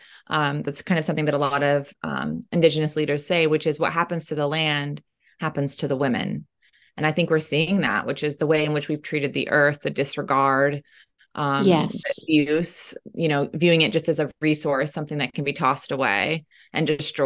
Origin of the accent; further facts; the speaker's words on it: Oklahoma, United States; I was fortunate that in my hometown in Oklahoma, there was actually only one library in our county, and it was in the town I lived in.